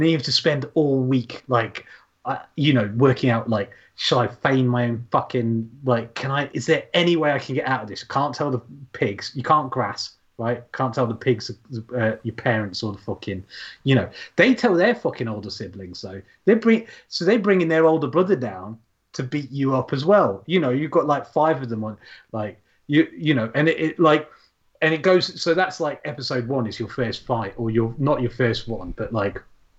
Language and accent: English; Yorkshire and the Humber, United Kingdom; it's set in a little shitty town in Yorkshire, mining, sort of ex-mining village-ish like mine